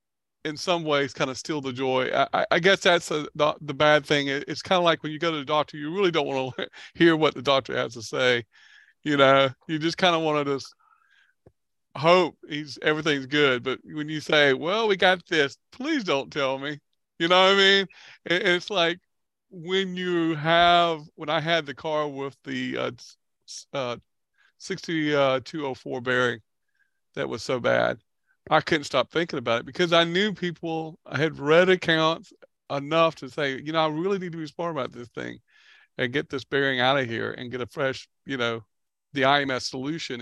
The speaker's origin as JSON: {"language": "English", "region": "the South", "country": "United States", "tie": "born or raised there", "said": "I grew up in the South"}